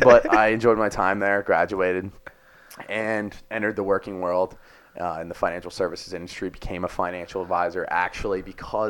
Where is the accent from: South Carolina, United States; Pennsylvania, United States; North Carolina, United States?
Pennsylvania, United States; Delaware County, Philadelphia suburbs; I'm from the Philly burb area, specifically Delaware County, also known as Delco